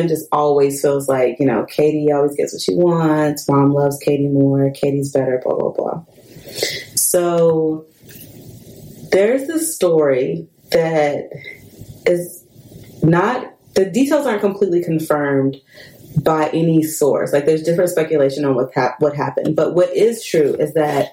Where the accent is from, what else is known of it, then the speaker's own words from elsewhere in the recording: United States; as a Black American